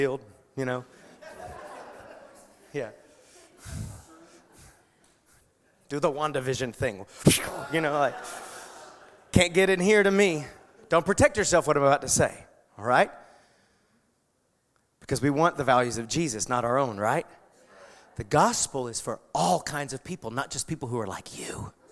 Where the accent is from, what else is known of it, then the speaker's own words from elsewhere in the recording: United States; I'm proud to be an American, and I will always be, and I've lived in a foreign country.